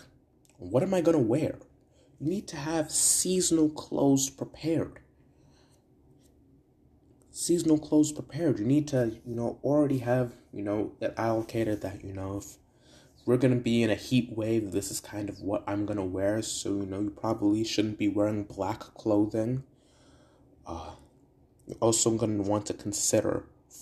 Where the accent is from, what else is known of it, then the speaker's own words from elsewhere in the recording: Brantford, Ontario, Canada; my hometown of Brantford